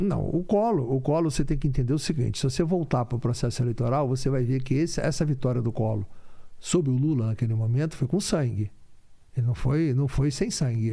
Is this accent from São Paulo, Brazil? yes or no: no; Rio de Janeiro, Brazil; nasci no Rio de Janeiro. Meu pai teve muito envolvimento com política